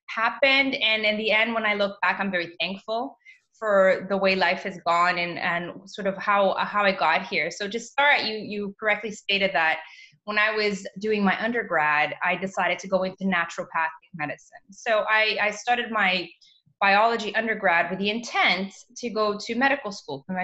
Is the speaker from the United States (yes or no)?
no; Canada; also born or lived in Mozambique; I was raised in Canada